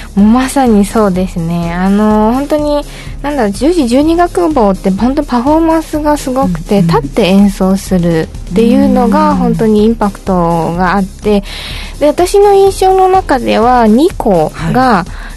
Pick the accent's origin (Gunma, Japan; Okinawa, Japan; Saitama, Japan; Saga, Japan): Okinawa, Japan; moved away; 私が沖縄 出身っていうのもありまして